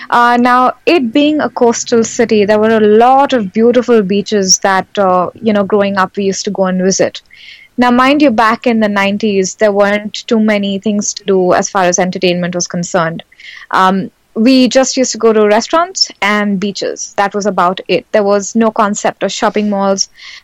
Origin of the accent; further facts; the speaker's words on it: Nigeria; And we were born in the 80s, me and my sisters.